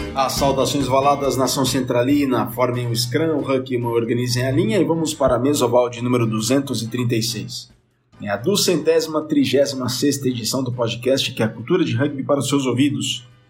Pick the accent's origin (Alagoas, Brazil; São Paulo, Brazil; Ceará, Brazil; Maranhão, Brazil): São Paulo, Brazil; Jaú; moved away; A minha cidade natal é Jaú, eu sou de Jaú